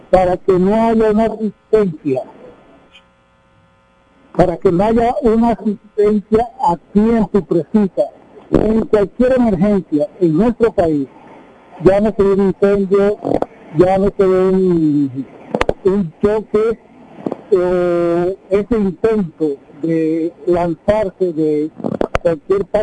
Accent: Dominican Republic; moved away; yo veo ese problema en República Dominicana, como lo ha tratado en mi país

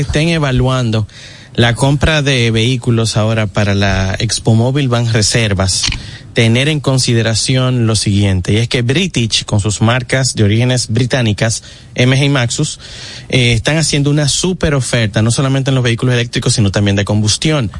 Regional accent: Dominican Republic; aquí somos dominicanos

